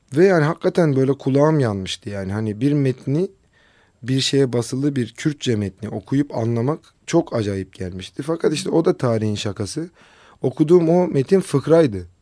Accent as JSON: {"language": "Turkish", "town": "Kızıltepe", "region": "Mardin", "country": "Turkey", "tie": "born or raised there", "also_born_or_lived": "Istanbul / Ankara", "moved": "as an adult", "said": "on dokuz sene Kızıltepe'de yaşadım memleketimde."}